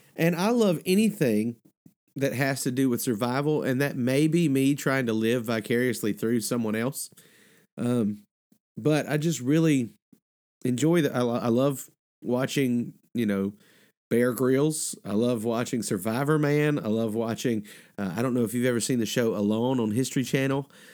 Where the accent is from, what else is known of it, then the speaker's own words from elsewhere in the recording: Mississippi, United States; also born or lived in Alabama; now in Georgia, United States; I grew up in Mississippi and Alabama and now live in Georgia.